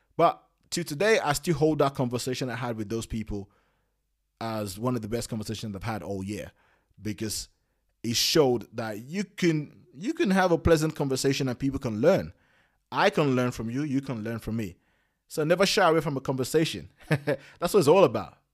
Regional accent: London, United Kingdom; I come from London

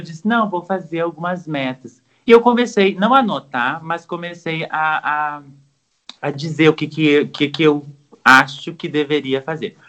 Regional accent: Brazil; nós brasileiros

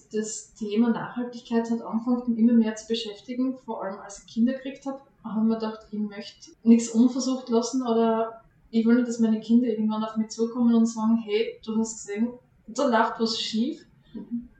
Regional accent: Hartberg, Styria, Austria; moved away as an adult; now in Premstätten, Austria; Ich bin in Hartberg aufgewachsen

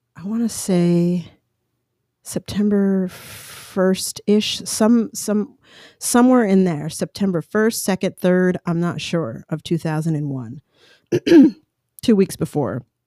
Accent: Colorado, United States; moved away as an adult; also born or lived in Long Island, New York / New York City; now in California, United States; Growing up in Colorado, I love mountains, even living in California.

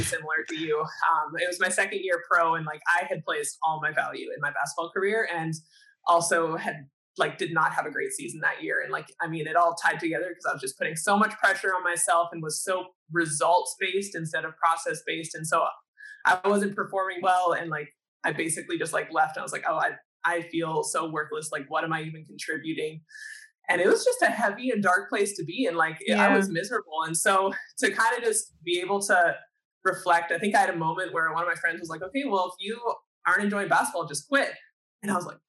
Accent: Canada; a Canadian athlete

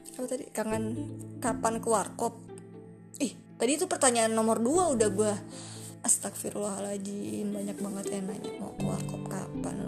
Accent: Depok, West Java, Indonesia; Asli orang Depok. Depok Pride

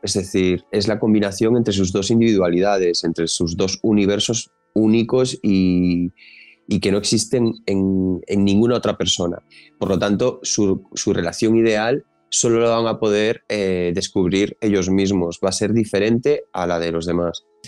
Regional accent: Galicia, Spain; yo, como buen gallego

